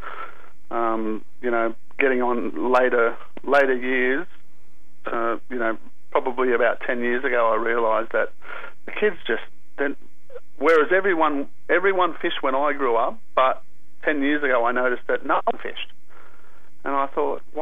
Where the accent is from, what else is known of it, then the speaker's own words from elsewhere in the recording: Sydney, New South Wales, Australia; I grew up in the Aboriginal community here at La Perouse in the southern suburbs of Sydney.